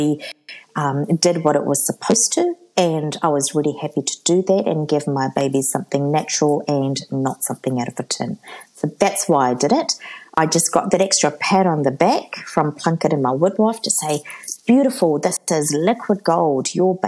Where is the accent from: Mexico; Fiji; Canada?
Fiji; because I'm from Fiji.